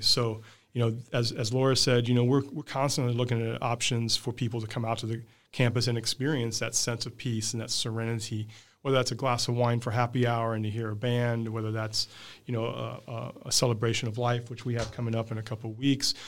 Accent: Midwest, United States; now in San Diego, United States; I'm from the Midwest

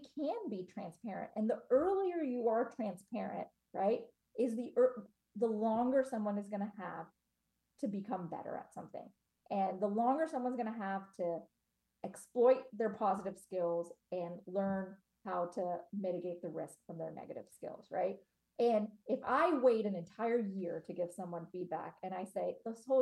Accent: Cincinnati, Ohio, United States; I was born in Cincinnati, Ohio

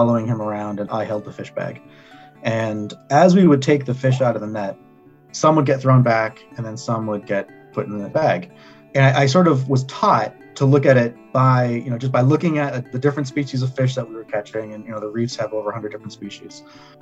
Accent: Northern Mariana Islands; also born or lived in Guam; I'm Chamorro. I'm from the Northern Mariana Islands. I was born on the island of Guam

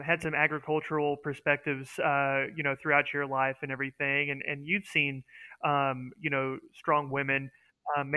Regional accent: Oklahoma, United States; we're from Oklahoma

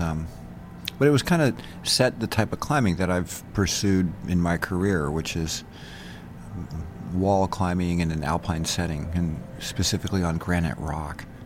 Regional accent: San Francisco, California, United States; also born or lived in Utah; now in Bozeman, United States; I was born in San Francisco, um, lived in California

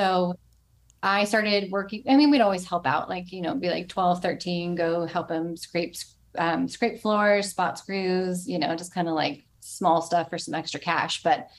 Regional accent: Lilburn, Georgia, United States; also born or lived in North Carolina; I was born in North Carolina. Then we lived in Lilburn, Georgia, right outside of Atlanta.

